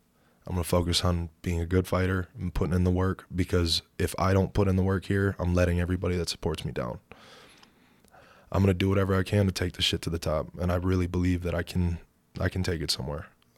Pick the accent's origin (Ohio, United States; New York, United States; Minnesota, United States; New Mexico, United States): Minnesota, United States; born or raised there